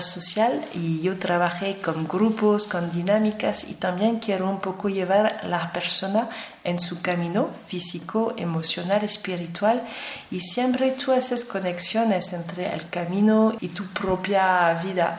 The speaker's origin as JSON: {"language": "Spanish", "country": "France", "said": "yo como francesa"}